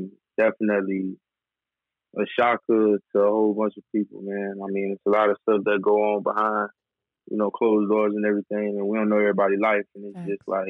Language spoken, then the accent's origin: English; Tampa, Florida, United States; Growing up in Tampa was, I mean, it's a lot of people get a lot of different things, man. For me personally, it was a lot more quiet than a lot of people would say.